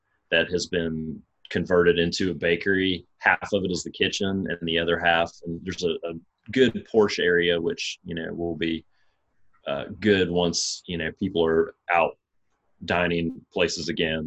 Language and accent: English; Savannah, Georgia, United States; now in Wilmington, United States; I grew up in Savannah, Georgia, and kind of grew up cooking